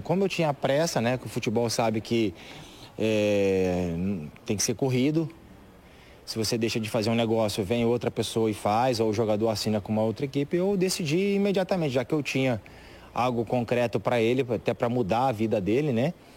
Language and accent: Portuguese; São Paulo, Brazil; Sou de São Paulo.